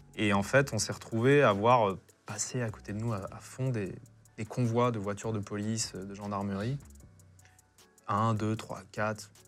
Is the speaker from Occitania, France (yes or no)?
yes; Pompertuzat, Occitania, France; j'ai grandi euh, à Pompertusa, au sud de Toulouse